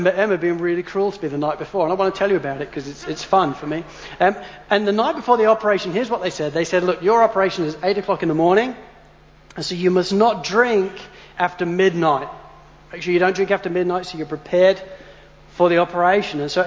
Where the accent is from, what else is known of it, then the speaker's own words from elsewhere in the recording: Spalding, East Midlands, United Kingdom; now in Australia; when we were kids growing up in Spalding